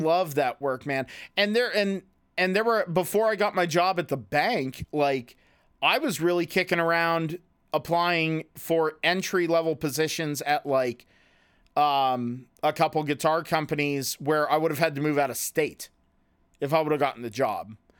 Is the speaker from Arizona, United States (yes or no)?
no; Clearfield, Pennsylvania, United States; also born or lived in Loughaven; I moved back to my hometown of where we love to make fun of so much, which is Clearfield.